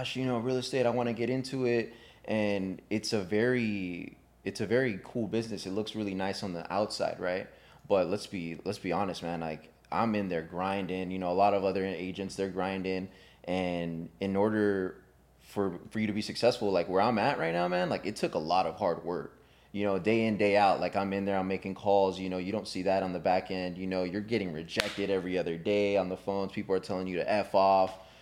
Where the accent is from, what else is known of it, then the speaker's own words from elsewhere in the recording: California, United States; I was born and raised over here in California